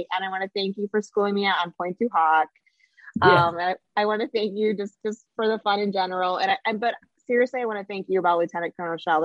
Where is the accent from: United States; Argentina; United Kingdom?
United States; Ohio; I'm from Ohio, so I'm a little bit trashy